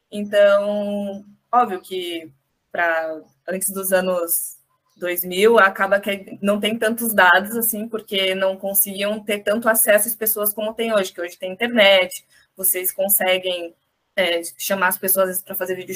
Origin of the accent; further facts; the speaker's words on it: Pelotas, Rio Grande do Sul, Brazil; now in Florianópolis, Brazil; eu vim de Pelotas, é uma cidade grande, mas não tão grande quanto Florianópolis.